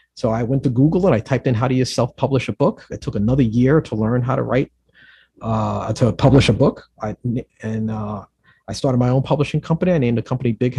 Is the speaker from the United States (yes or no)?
yes; New York City, New York, United States; growing up in the Bronx builds a sense of resiliency